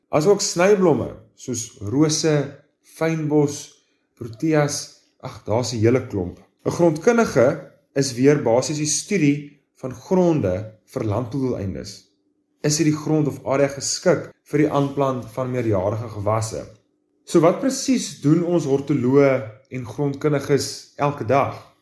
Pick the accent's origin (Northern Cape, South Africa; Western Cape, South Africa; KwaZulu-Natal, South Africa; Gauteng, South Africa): Western Cape, South Africa; Bellville; moved away as an adult; also born or lived in Stellenbosch; now in Jeffreys Bay, South Africa; ek is oorspronklik van Bellville in die Wes-Kaap